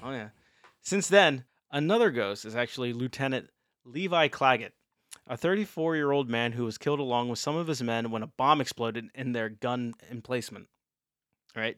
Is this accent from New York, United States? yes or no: no; Maryland, United States; moved away; My home state